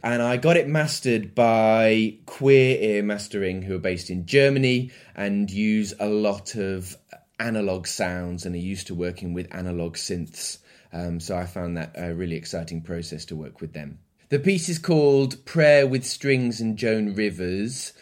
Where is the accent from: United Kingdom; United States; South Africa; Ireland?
United Kingdom; Midlands; now in London, United Kingdom; I grew up in the Midlands in England and I live in London at the moment